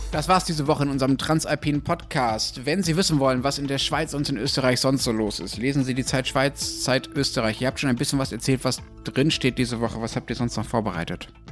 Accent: Germany; als Deutscher

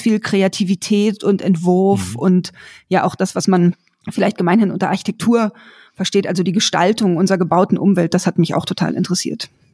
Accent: Berlin, Germany; Ich bin in Berlin aufgewachsen

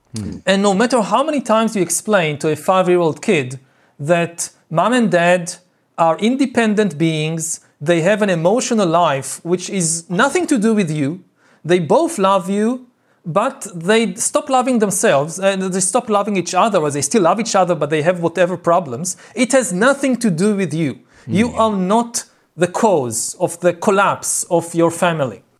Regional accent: Israel; I grew up in Israel

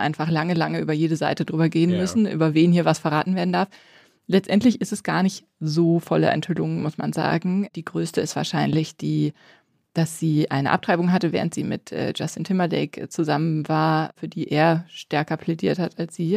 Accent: West Germany, Germany; als Wessi-Katholikin

